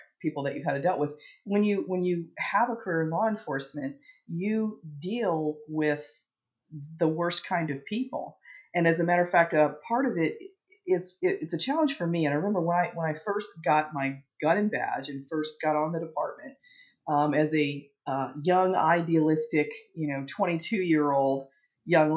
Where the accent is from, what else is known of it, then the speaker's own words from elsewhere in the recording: East Coast, United States; moved away as an adult; now in Phoenix, United States; I'm from the East Coast, but I moved out west